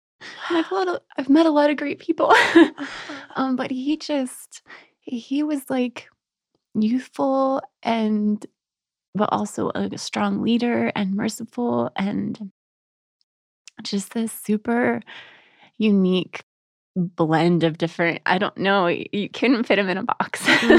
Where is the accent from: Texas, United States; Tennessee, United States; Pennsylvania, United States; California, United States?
Texas, United States; now in Colorado, United States; I grew up in Texas.